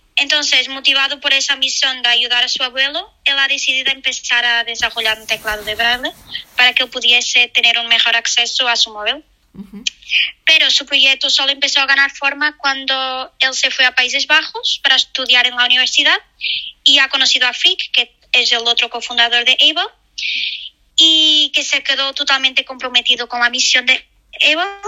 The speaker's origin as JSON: {"language": "Spanish", "country": "Portugal", "also_born_or_lived": "Spain", "second_language": "Spanish", "moved": "yes", "said": "soy portuguesa, pero he vivido en España"}